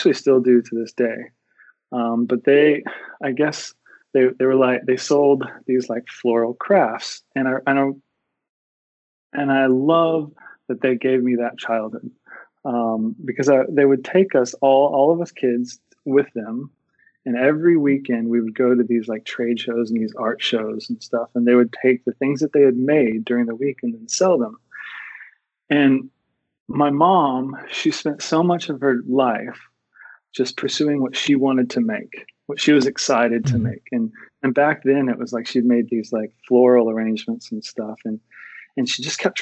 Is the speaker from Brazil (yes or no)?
no; Texas, United States; moved away as an adult; now in Perth, Australia; I'm originally from Texas. If you haven't told yet from my accent, I'm currently living in Australia